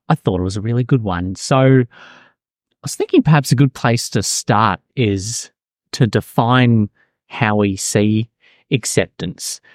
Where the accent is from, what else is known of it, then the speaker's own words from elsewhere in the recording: Melbourne, Victoria, Australia; now in Auckland, New Zealand; I'm originally from Melbourne, Australia